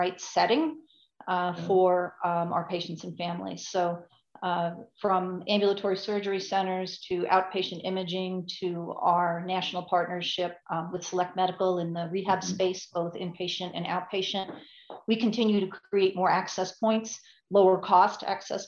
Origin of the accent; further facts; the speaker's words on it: Long Island, New York, United States; moved away; also born or lived in Park City, Utah / Phoenix; I hail from Long Island, New York. Haven't lived there in a long time.